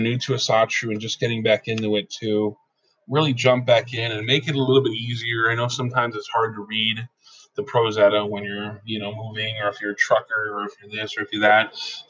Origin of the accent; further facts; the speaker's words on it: Pennsylvania, United States; I'm originally from Pennsylvania, and we're used to saying use guys or, you know, things of that nature instead of you all or things like that, or yins.